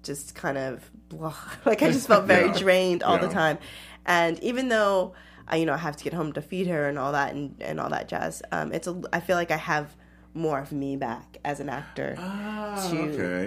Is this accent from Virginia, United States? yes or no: yes; Northern Virginia, United States; I grew up in Northern Virginia, which is a very diverse area